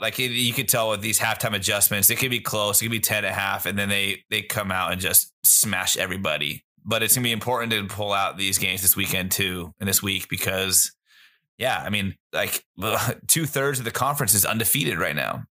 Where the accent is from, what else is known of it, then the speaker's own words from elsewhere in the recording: San Carlos, California, United States; I'm from San Carlos, California. We look at our neighboring city, Belmont, California